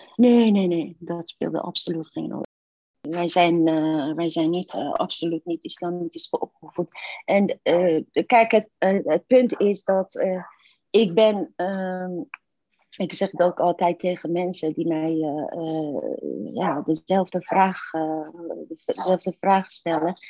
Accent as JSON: {"language": "Dutch", "country": "Iran", "tie": "born or raised there", "also_born_or_lived": "Turkey", "second_language": "Dutch", "moved": "as an adult", "lives_now": "Netherlands", "said": "ik ben in Iran geboren in toenmalig paradijs op aarde."}